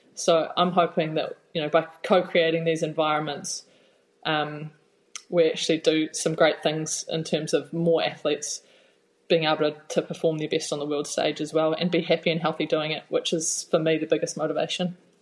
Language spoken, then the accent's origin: English; Napier, Hawke's Bay, New Zealand; moved away as an adult; also born or lived in Waikato; I am from the real Bay, Hawke's Bay. Um, I'm a Napier girl and born and bred. Had spent my whole childhood there until I moved up to the Waikato to start the rowing journey when I was about 18 or 19